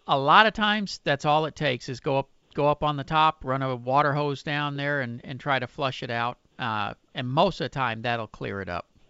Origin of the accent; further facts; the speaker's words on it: Pasadena, Texas, United States; it's my hometown in Pasadena